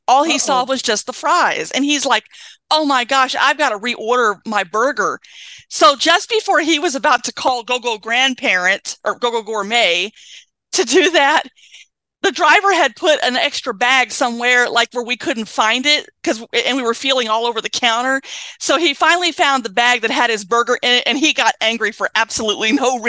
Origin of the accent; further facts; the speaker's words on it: Washington, United States; I'm from Washington State.